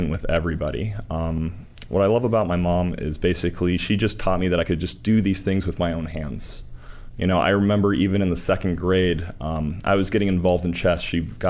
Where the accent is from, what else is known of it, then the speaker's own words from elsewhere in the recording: Northern Virginia, United States; I'm from Northern Virginia in the suburbs of D.C.